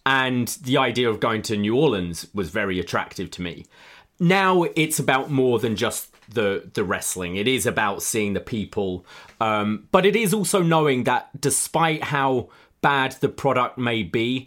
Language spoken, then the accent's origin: English; London, United Kingdom; moved away as an adult; now in Toronto, Canada; I live in Toronto, but I am from the UK. I'm from London. I moved here just about 5 years ago.